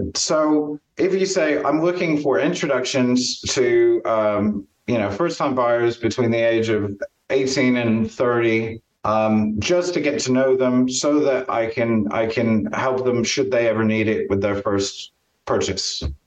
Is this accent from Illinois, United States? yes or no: yes; Champaign, Illinois, United States; born or raised there; now in Stratford-upon-Avon, United Kingdom